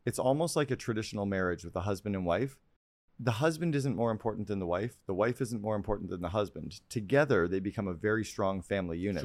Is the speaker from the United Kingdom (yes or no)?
no; Canada; I'm a Canadian kid